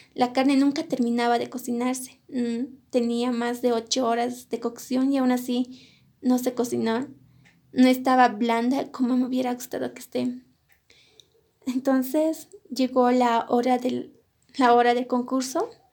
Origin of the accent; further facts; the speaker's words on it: Colquiri, La Paz, Bolivia; also born or lived in Cochabamba, Bolivia; Yo nací en la ciudad de Cochabamba, pero crecí en la comunidad de mis padres, que se encuentra en el departamento de La Paz, en la provincia de Colquiri